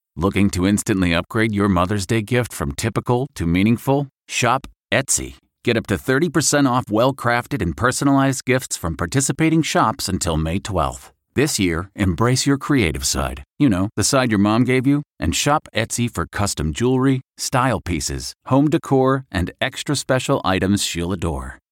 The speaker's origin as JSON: {"language": "English", "town": "Tulsa", "region": "Oklahoma", "country": "United States", "said": "I'm from Tulsa"}